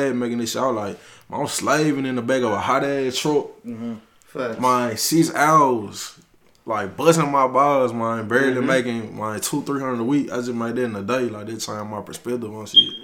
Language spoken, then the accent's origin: English; Memphis, Tennessee, United States; I'm from Memphis, Tennessee, man, down south, man. They call this shit the slums where I'm from.